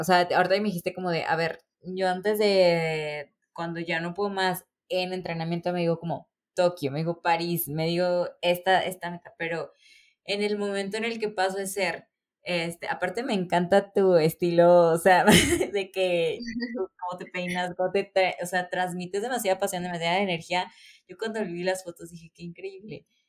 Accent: Córdoba, Veracruz, Mexico; yo soy de Córdoba

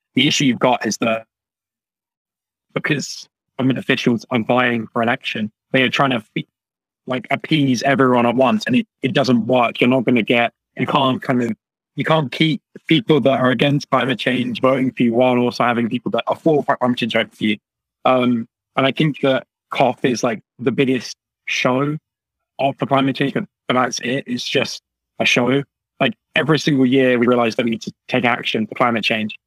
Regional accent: United Kingdom; moved away as an adult; now in Canada; I'm from the UK

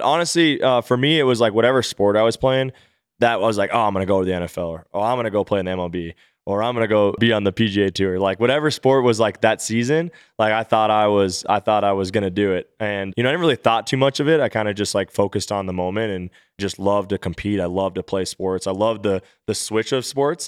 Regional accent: Minnesota, United States; suiting up for my hometown team

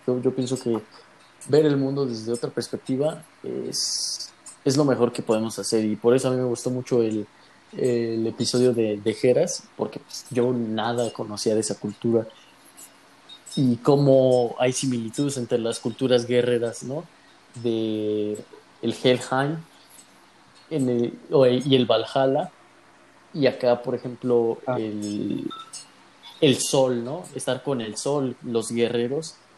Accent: Mexico

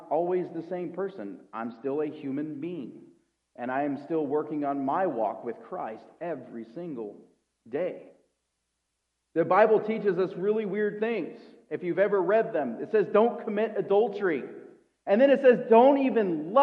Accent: United States; I'm an American

